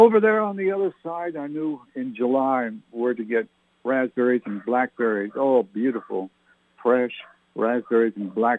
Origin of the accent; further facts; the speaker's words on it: Nashwaaksis, New Brunswick, Canada; moved away; I grew up in Nashwauksis, New Brunswick, Canada in the 60s, specifically 62 to 68